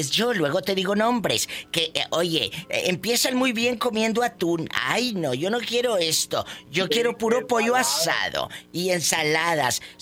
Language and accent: Spanish; Zapotlanejo, Jalisco, Mexico; now in Houston, United States; En Jalisco, Zapotlanejo, Jalisco.